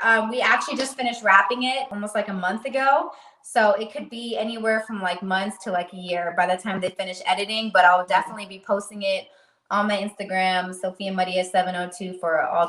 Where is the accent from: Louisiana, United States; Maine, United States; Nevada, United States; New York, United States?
Nevada, United States; Las Vegas; Yes, I was born and raised here.